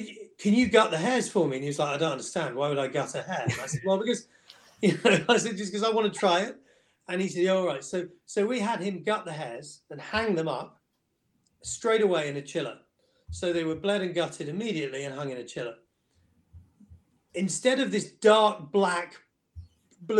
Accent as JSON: {"language": "English", "country": "United Kingdom"}